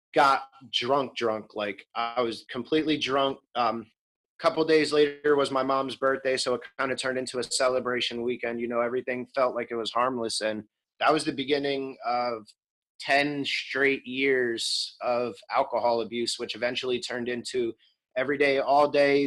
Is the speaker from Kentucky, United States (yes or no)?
no; Bethlehem, Pennsylvania, United States; I'm from Bethlehem, Pennsylvania, Lehigh Valley, right outside of Philly